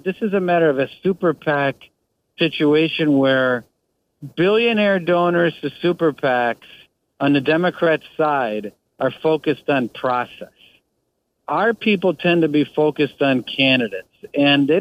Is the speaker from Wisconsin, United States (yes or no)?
yes; Wisconsin, United States; I grew up in Wisconsin.